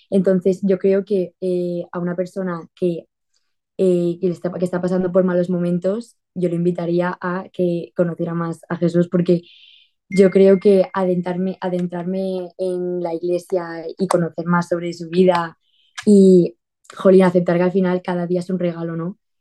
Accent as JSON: {"language": "Spanish", "town": "Torrent", "region": "Valencian Community", "country": "Spain", "said": "soy de España, de Valencia, de, una ciudad grande de Valencia que se llama Torrent"}